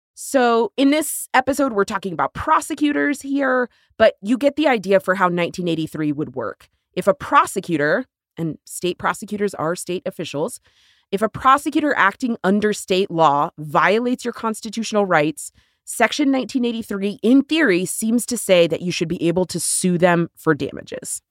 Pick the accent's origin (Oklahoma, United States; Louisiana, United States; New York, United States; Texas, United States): Texas, United States; my home state of Texas